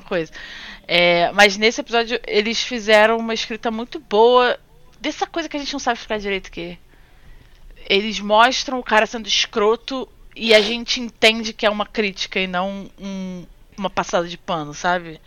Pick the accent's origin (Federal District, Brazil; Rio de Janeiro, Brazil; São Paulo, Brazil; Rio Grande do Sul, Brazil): Rio de Janeiro, Brazil; moved away as an adult; now in Japan; Praça Sans Pena, tipo, lugar onde eu cresci